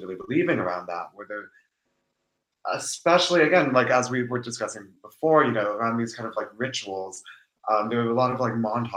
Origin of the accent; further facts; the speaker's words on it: Seattle, Washington, United States; I was raised in Seattle by two first-generation immigrants